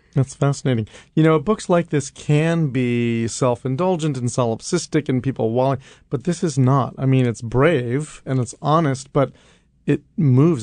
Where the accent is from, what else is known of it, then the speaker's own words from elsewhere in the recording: New York, United States; as a kid growing up in New York